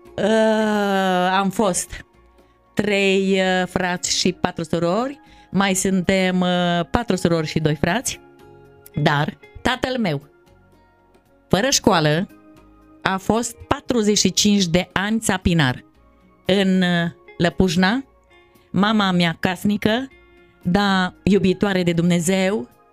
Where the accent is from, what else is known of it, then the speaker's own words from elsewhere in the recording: Hodac, Mureș County, Romania; Eu trăind la țară, vin de pe Valea Gurghiului în comuna Hodac, un Hodăceancă